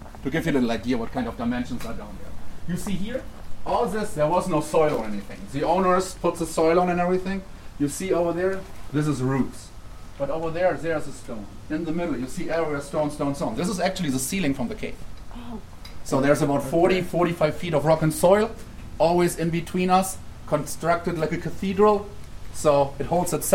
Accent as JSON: {"language": "English", "country": "Germany", "second_language": "English", "moved": "as an adult", "lives_now": "United States", "said": "I'm German."}